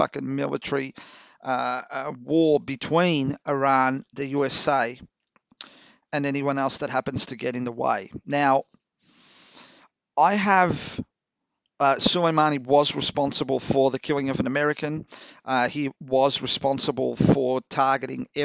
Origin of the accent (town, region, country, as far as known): Australia